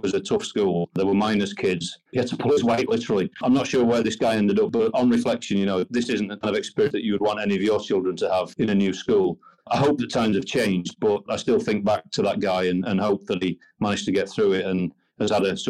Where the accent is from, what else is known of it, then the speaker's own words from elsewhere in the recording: Yorkshire and the Humber, United Kingdom; I was brought up in Yorkshire in a very much a working class family. We actually lived in the countryside in a lovely old cottage